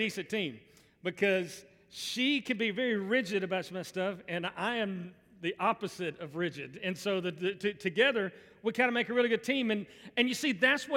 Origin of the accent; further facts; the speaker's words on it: Birmingham, Alabama, United States; I grew up in Birmingham, grew up in the South